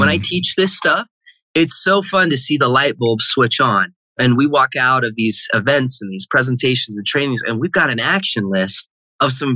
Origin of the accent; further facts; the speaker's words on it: Heber City, Utah, United States; I grew up in Heber City, Utah